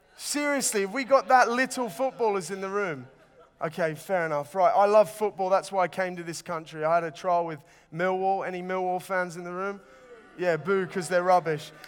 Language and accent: English; Sydney, New South Wales, Australia; moved away; it was really hot growing up in Sydney.